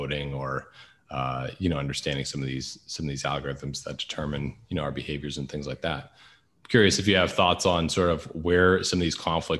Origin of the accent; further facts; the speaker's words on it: United States; as an American